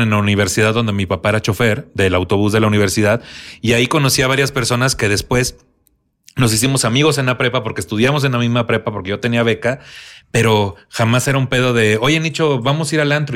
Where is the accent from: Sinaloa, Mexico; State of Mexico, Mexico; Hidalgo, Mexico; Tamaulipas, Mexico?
Tamaulipas, Mexico; Tampico; moved away; allá en Tampico, en mi tierra